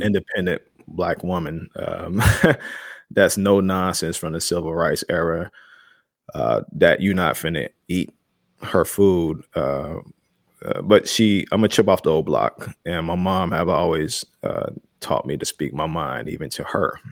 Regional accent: Chicago, Illinois, United States; I was that kid growing up in Chicago

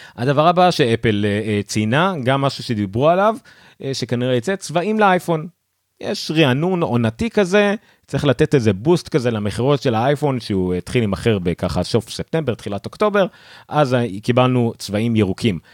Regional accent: Ramla, Central District, Israel; אני באתי מרמלה

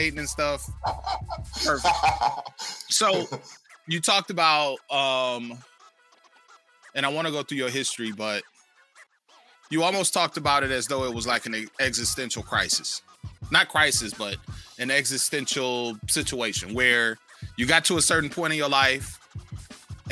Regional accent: Flint, Michigan, United States; I grew up in Flint.

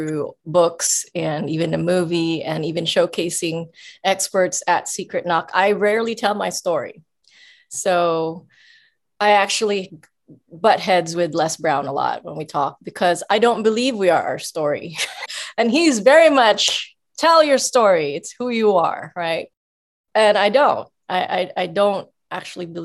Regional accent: Philippines; I grew up in the Philippines on the streets.

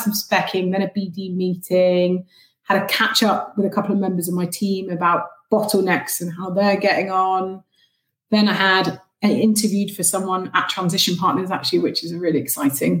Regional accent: Cornwall, South West England, United Kingdom; moved away; I am originally from Cornwall

